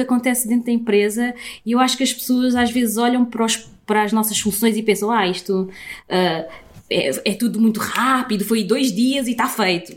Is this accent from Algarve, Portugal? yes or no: no; Sintra, Lisbon, Portugal; cresci aqui, cresci nesta zona de Sintra